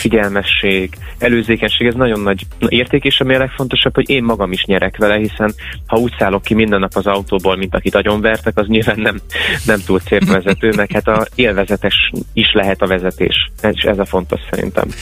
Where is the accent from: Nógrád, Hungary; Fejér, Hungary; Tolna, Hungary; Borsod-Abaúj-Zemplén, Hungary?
Borsod-Abaúj-Zemplén, Hungary; Miskolc; now in Budapest, Hungary; felköltöztem Miskolcról, ahol születtem